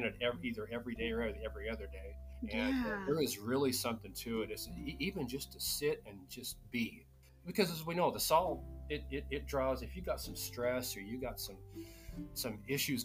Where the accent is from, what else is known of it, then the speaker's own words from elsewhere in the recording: Utah, United States; moved away; growing up in Utah, I grew up very close to a lot of Navajo and Paiute people